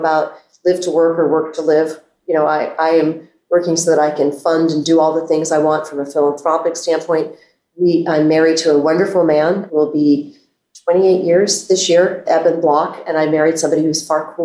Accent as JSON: {"language": "English", "town": "Reston", "region": "Virginia", "country": "United States", "tie": "born or raised there", "also_born_or_lived": "Herndon, Virginia", "moved": "as an adult", "lives_now": "Bethesda, United States", "said": "growing up in Herndon and Reston, I knew I wanted to be inside the Beltway."}